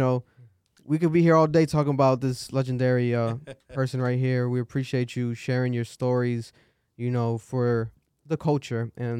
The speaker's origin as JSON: {"language": "English", "town": "Providence", "region": "Rhode Island", "country": "United States", "said": "especially because I'm from Providence, Rhode Island."}